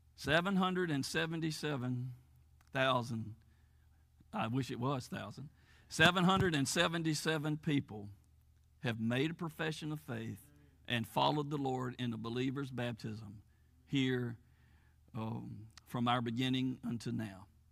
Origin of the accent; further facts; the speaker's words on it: United States; moved away as an adult; I grew up here in Fayette County, born and raised here, went to school here, graduated from high school here